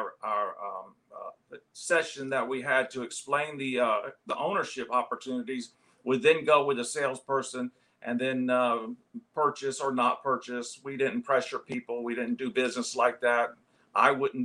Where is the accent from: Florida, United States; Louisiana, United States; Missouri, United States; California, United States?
Florida, United States; St. Petersburg; moved away as an adult; also born or lived in Columbia, South Carolina / Dallas, Texas; I was born and raised in St. Petersburg, Florida